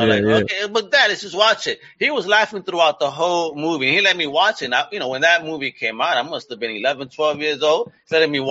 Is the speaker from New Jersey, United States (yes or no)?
no; New York, United States; I grew up in New York